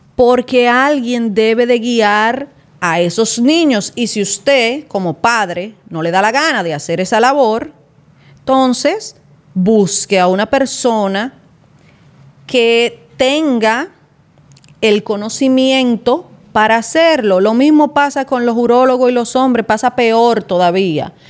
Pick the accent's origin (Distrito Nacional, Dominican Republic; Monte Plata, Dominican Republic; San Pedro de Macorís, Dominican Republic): San Pedro de Macorís, Dominican Republic; yo soy de San Pedro, entonces uno se movía mucho para Juan Dolio, para la Romana, para la capital